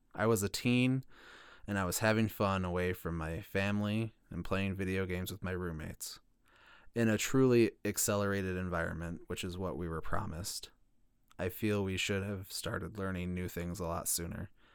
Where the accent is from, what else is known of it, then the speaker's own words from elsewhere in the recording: Illinois, United States; my home state of Illinois